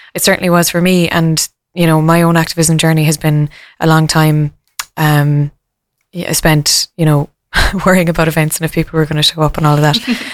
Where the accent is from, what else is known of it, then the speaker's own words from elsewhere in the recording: Killarney, Munster, Ireland; I come from Killarney in County Kerry